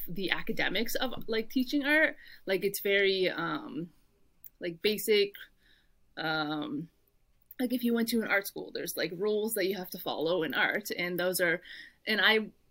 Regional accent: Halifax, Nova Scotia, Canada; moved away as an adult; also born or lived in Windsor, Ontario / Michigan; I grew up in Halifax all my life.

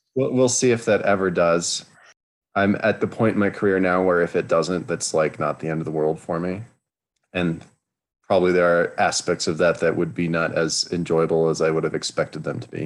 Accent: Los Alamos, New Mexico, United States; I grew up in Los Alamos, New Mexico, which is a wonderfully strange little town

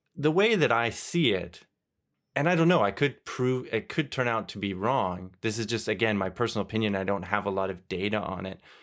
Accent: Canada; moved away as an adult; also born or lived in Germany; now in Belgium; I grew up in Canada

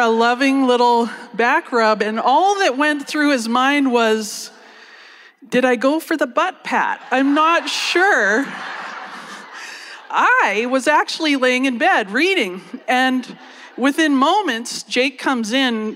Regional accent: Canada; moved away as an adult; also born or lived in United States; So I'm Canadian, but I ended up living in the States for about 10 years

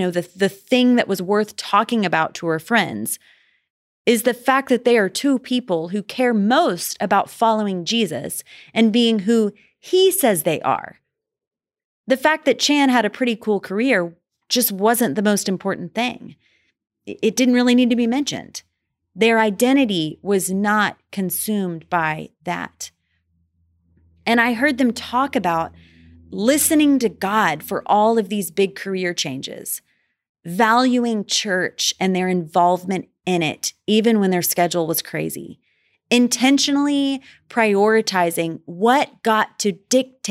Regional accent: Dallas, Texas, United States; I am from Dallas

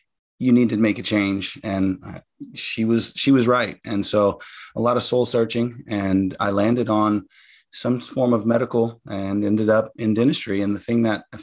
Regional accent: Louisiana, United States; growing up in Louisiana, we had, you know, good, strong family.

